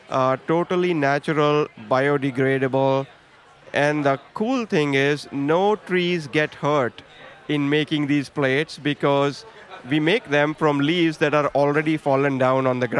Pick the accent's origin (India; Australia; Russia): India; We are both from India. Uh, so growing up, we grew up with a lot of products that were like this.